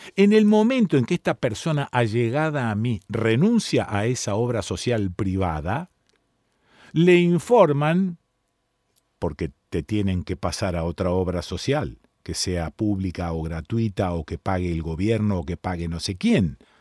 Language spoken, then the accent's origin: Spanish; Argentina